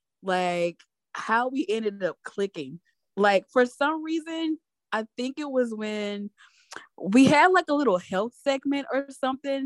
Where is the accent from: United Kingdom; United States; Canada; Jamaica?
United States; Louisiana; moved away as an adult; we were born and raised in Louisiana, and we are still in the South, living elsewhere now